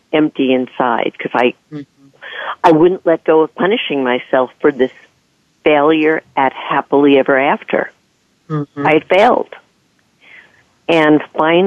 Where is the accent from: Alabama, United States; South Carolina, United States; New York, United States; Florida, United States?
New York, United States; I'm from New York